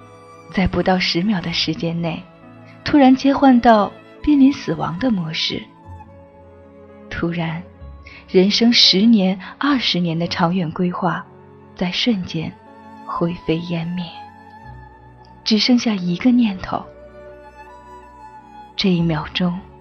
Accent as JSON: {"language": "Chinese", "region": "Sichuan", "country": "China", "said": "我无法去表达，作为一个四川人。"}